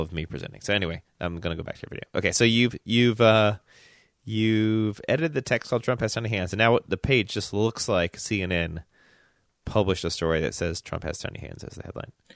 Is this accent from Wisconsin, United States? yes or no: no; Memphis, Tennessee, United States; moved away; I grew up in Memphis